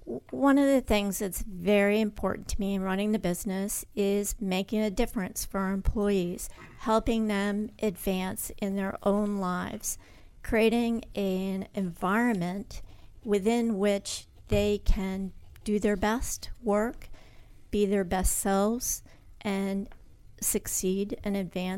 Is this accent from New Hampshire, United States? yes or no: yes; New Hampshire, United States; also born or lived in Connecticut; Born in Connecticut, but did most of my growing up in New Hampshire.